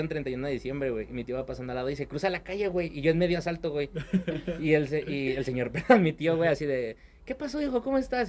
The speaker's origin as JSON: {"language": "Spanish", "region": "Mexico City", "country": "Mexico", "tie": "born or raised there", "moved": "yes", "lives_now": "Pachuca, Mexico", "said": "toda mi infancia la viví en la Ciudad de México"}